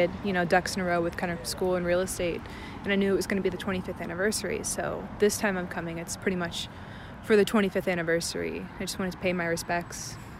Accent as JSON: {"language": "English", "town": "Orlando", "region": "Florida", "country": "United States", "said": "I'm from Orlando"}